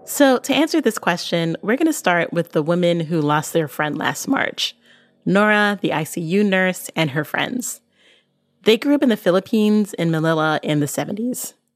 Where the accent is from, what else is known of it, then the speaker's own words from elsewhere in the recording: Barbados; I'm from Barbados.